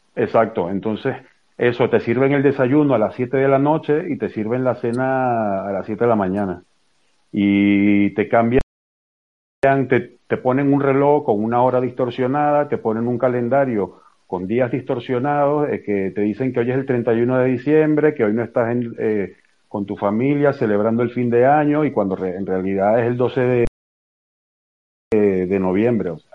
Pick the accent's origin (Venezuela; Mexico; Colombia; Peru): Venezuela; yo vengo de Venezuela